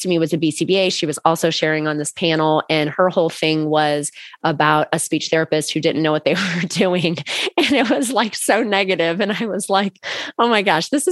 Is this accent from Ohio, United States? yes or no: yes; Akron, Ohio, United States; I'm from Northeast Ohio. So I'm like very like, I grew up in Akron.